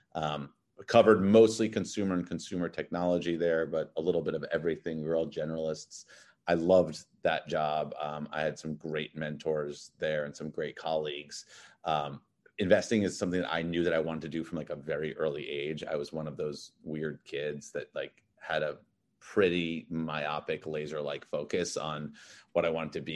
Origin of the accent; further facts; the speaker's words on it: New York City, New York, United States; moved away as an adult; also born or lived in Massachusetts / Connecticut / Los Angeles; now in Miami, United States; I grew up in Manhattan. I'm actually a third generation Manhattan